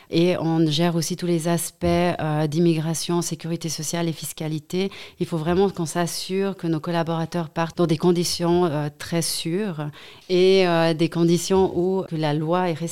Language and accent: French; Saint-Maurice, Valais, Switzerland; also born or lived in Vaud / Geneva / Zurich; moi aussi j'ai grandi à Saint-Maurice, j'ai fait mes études à Sierre, à l'HEG.